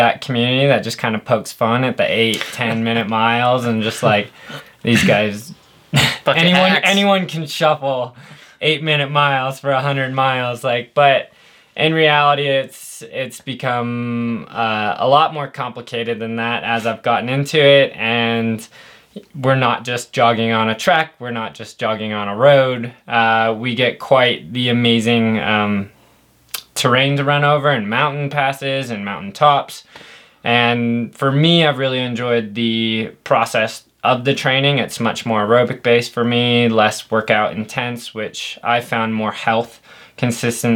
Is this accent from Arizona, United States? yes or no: yes; Phoenix, Arizona, United States; moved away as an adult; also born or lived in Colorado Springs, Colorado; I'm originally from Phoenix, Arizona, so 2 hours south of Flag